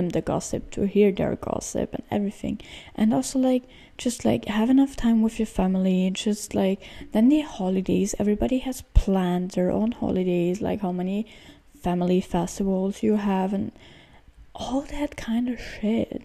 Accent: Austria; moved away; I have a lot of friends back in Austria, of course, like in my hometown, but like not in the town, but like in the area where I lived

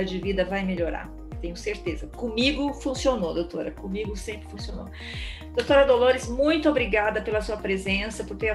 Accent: São Paulo, Brazil; Sim, sou paulista paulistana.

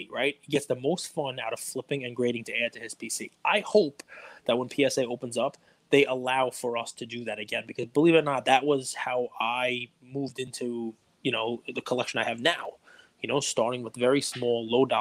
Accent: New York City, New York, United States; I grew up in Staten Island

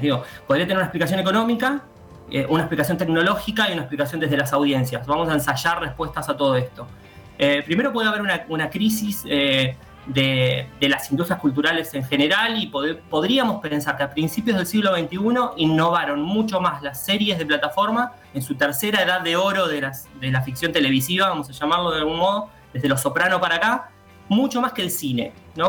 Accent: Argentina

